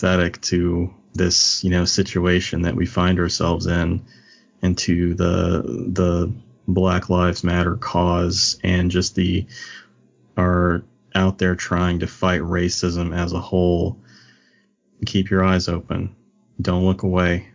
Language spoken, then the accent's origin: English; Kentucky, United States; moved away; I had no concept of Catholicism until after I left Kentucky.